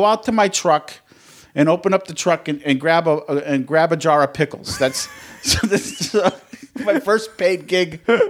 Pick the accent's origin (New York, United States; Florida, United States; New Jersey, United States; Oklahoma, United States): New York, United States; Rochester; moved away; I was born in Rochester, New York.